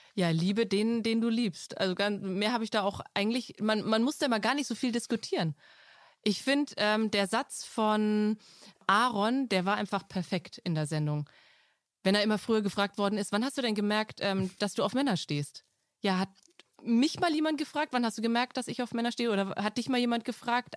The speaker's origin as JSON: {"language": "German", "area": "Franconia", "region": "Bavaria", "country": "Germany", "said": "bei uns in Franken"}